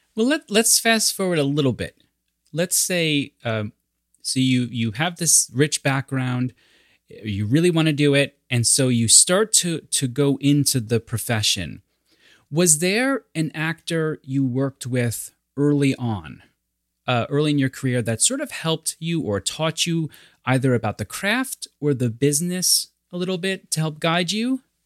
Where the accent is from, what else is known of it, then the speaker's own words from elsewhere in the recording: New York, United States; I'm New Yorker